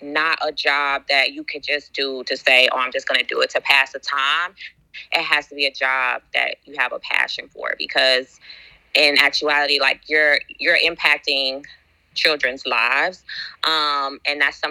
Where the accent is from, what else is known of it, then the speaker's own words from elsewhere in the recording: San Antonio, Texas, United States; now in Houston, United States; I am from San Antonio, Texas, but now I live in Houston